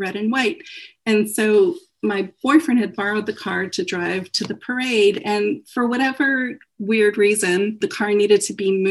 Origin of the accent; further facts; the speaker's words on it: San Francisco, California, United States; I grew up in San Francisco and its suburbs